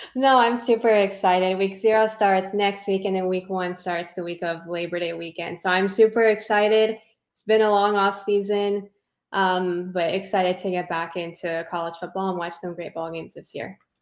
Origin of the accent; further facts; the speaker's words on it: Southern California, United States; I grew up in Southern California